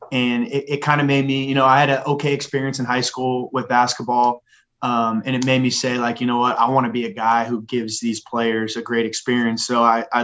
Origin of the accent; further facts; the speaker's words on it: Phoenix, Arizona, United States; born there; I was born in Phoenix, Arizona when he was at ASU with Bill Frieder.